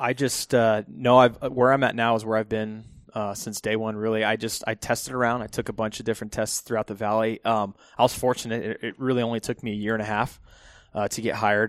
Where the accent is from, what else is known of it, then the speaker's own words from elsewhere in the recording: Phoenix, Arizona, United States; I am born and raised, uh, Phoenix, Arizona.